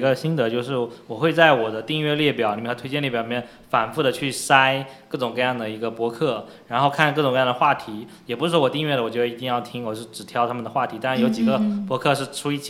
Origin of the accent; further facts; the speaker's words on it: Fujian, China; 对，就就挺好的，但是我们福建人又没有福建口音。